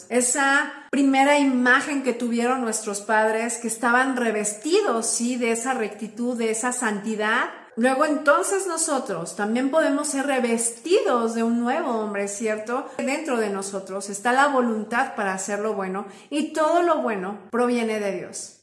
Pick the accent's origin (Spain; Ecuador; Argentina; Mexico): Mexico; en mi país, en México